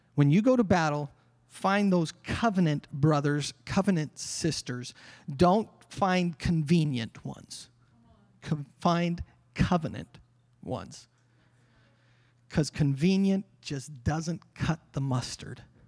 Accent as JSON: {"language": "English", "country": "Canada", "said": "Us Canadians. Oh, we're the peace-loving country."}